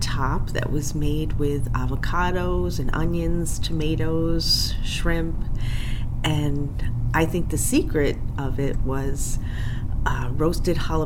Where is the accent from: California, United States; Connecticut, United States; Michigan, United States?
Connecticut, United States; Glastonbury; I'm from Glastonbury, Connecticut